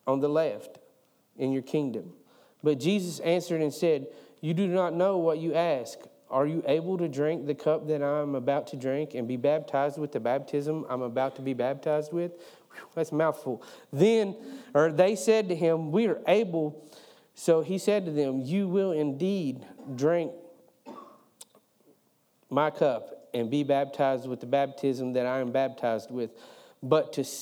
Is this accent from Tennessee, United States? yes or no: yes; East Tennessee, United States; now I'm from East Tennessee